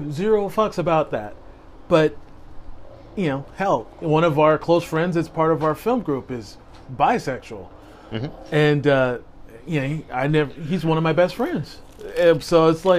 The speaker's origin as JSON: {"language": "English", "town": "Vancouver", "region": "British Columbia", "country": "Canada", "tie": "born or raised there", "said": "growing up in Vancouver and being the only white black guy in an all white area."}